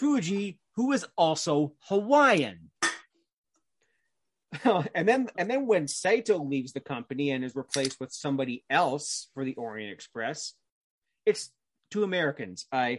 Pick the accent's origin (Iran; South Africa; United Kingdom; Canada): Canada; because I'm of course, being Canadian, like, Owen Hart is my number one favorite wrestler of all time